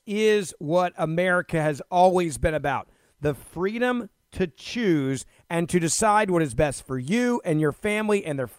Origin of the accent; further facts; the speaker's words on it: Memphis, Tennessee, United States; my hometown of Memphis, Tennessee